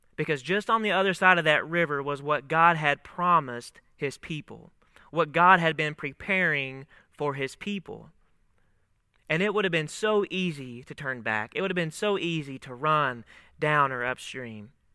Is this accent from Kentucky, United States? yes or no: yes; Monticello, Kentucky, United States; moved away as an adult; I am originally from a town, Monticello, Kentucky, a, a southern town right on the Tennessee border there in Kentucky. It's a small town, about six thousand people, uh, but that's where I grew up